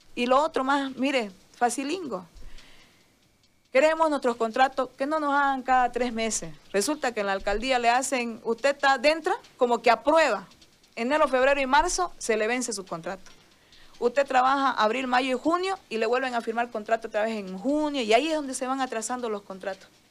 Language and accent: Spanish; Bolivia; yo soy boliviana primero, este es mi país